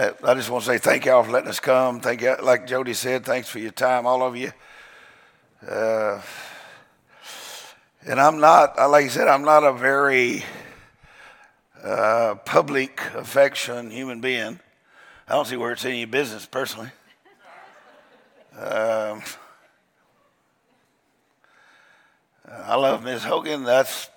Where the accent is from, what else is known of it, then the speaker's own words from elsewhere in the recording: United States; I'm an American.